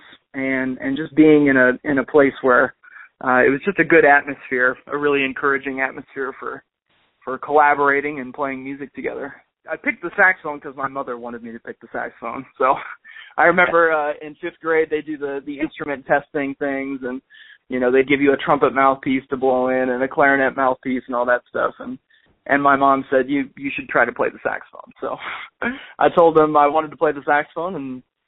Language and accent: English; North Newton, Kansas, United States; I went to college in my hometown, maybe 4 blocks away from my house